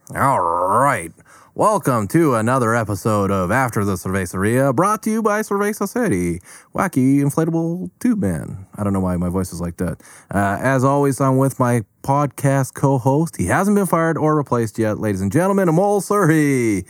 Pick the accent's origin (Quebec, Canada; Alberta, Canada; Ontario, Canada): Alberta, Canada; Calgary; somebody that's been born and raised in Calgary